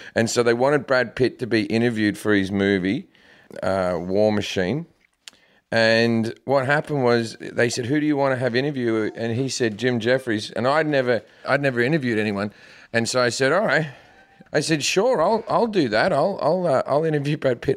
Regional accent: Australia; moved away as an adult; also born or lived in United Kingdom; now in United States; I'm Australian, but I lived in the U K for ten years before

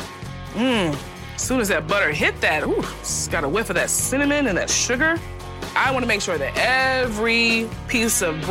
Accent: Charleston, South Carolina, United States; I'm hosting a dinner for my new Gullet Supper Club right here in my hometown of Charleston

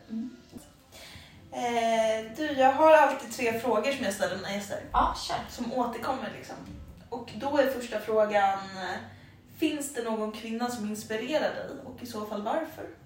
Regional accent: Täby, Stockholm County, Sweden; moved away as an adult; also born or lived in Munich, Germany; now in Stockholm, Sweden; Ja, jag är uppvuxen i Grippelund.

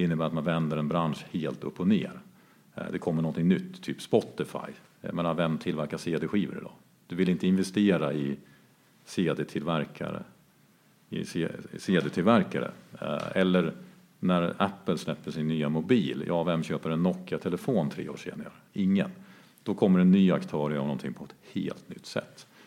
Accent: Jämtland, Sweden; now in Stockholm, Sweden; ursprungligen kommer från Jämtland där vi befinner oss nu. Eh, där jag är uppvuxen på en gård en bit utanför Östersund

